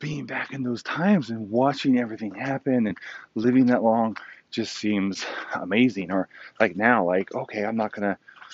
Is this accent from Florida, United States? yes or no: no; California, United States; also born or lived in Virginia / upstate New York; now in New York, United States; I grew up in California, all over California, you know, Northern, Central, and Southern California